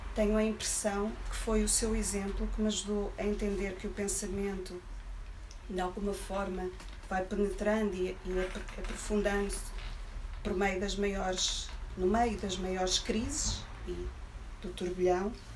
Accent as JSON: {"language": "Portuguese", "town": "Coimbra", "region": "Centro", "country": "Portugal", "moved": "as an adult", "lives_now": "Lisbon, Portugal", "said": "Coimbra a viver em Lisboa, somos muitos"}